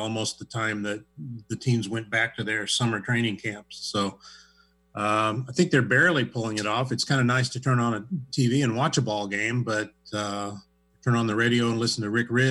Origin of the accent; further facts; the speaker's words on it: Midwest, United States; moved away as an adult; also born or lived in Springfield, Missouri; now in Seattle, United States; I grew up in the Midwest